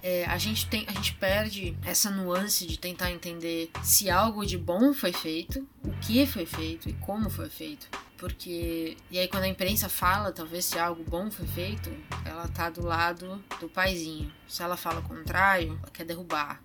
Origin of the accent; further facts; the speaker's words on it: São Paulo, Brazil; minha própria educação como paulista